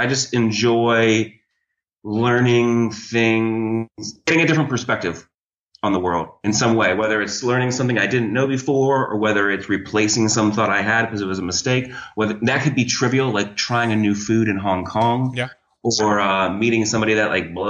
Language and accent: English; Florida, United States; also born or lived in Ohio; Grew up in Florida. I was born in Ohio, but I moved to Florida when I was 11, so I basically am from Florida.